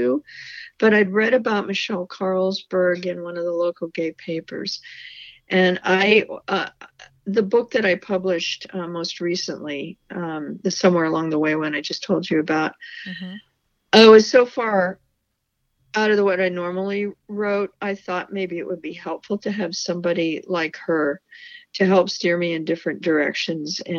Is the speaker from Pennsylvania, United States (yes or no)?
yes; Pittsburgh, Pennsylvania, United States; moved away as an adult; also born or lived in Cleveland, Ohio; now in West Coast, United States; I grew up in Pittsburgh